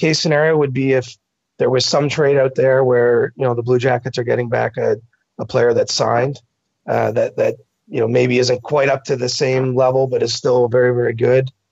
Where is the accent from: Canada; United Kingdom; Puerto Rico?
Canada; I'm Canadian